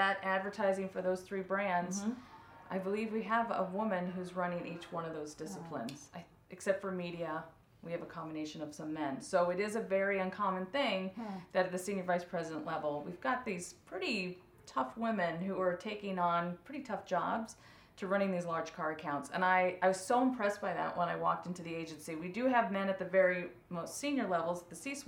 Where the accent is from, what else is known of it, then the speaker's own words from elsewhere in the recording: Orange County, California, United States; I am from Orange County